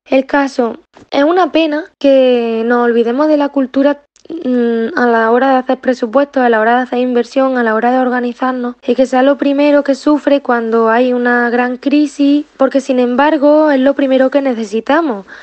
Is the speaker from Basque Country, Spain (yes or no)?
no; Pozoblanco, Andalusia, Spain; moved away as an adult; also born or lived in Barcelona; now in Madrid, Spain; yo soy de un pueblo, yo soy de Pozo Blanco